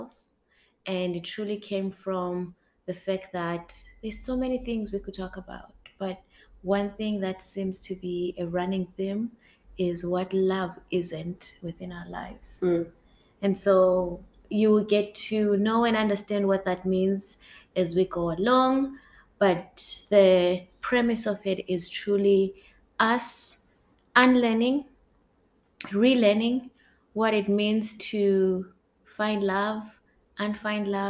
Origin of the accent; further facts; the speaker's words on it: Zimbabwe; now in Edmonton, Canada; Living in Edmonton, born and raised in Zimbabwe, been here more than half my life, been in Canada for more than half my life.